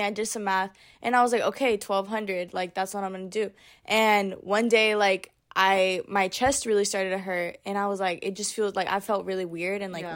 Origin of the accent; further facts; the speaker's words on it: United States; I'm from Tahoe area, so we didn't have a Brandy Melville close to us.